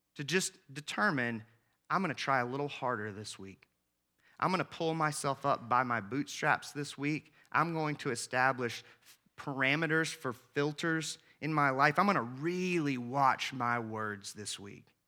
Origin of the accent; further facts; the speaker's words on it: the South, United States; I grew up in the South